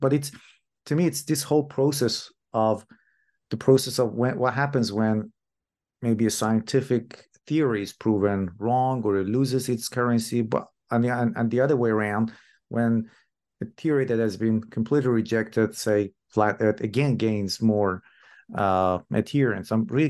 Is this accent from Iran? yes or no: yes; Iran; moved away; I'm originally from Iran myself